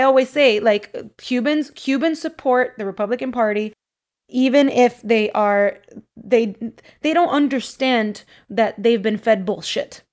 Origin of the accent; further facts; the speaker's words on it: Miami, Florida, United States; I grew up in Miami in, you know, in low-income areas